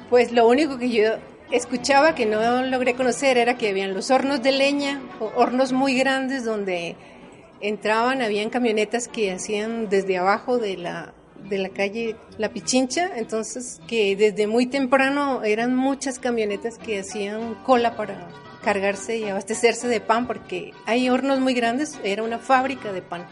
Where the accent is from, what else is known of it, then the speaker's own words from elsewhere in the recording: Colombia; now in Quito, Ecuador; yo como colombiana tomo mucho ah, café